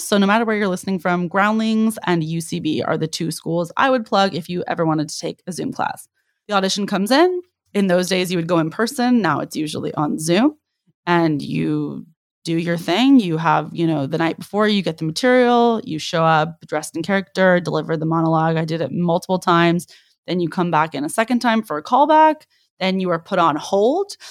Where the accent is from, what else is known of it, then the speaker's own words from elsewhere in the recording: the Bay Area, California, United States; now in Los Angeles, United States; I'm originally from the Bay